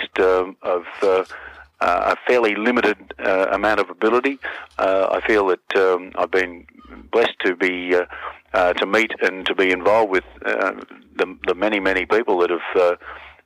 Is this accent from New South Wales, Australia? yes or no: no; Melbourne, Victoria, Australia; born and raised in Fitzroy in Melbourne